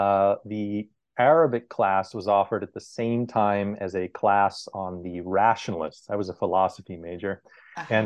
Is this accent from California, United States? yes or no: yes; Southern California, United States; I grew up with in Southern California